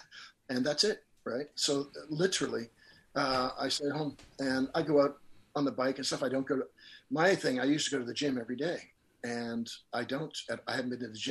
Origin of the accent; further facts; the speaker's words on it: Nova Scotia, Canada; also born or lived in Los Angeles, United States; I come from Nova Scotia.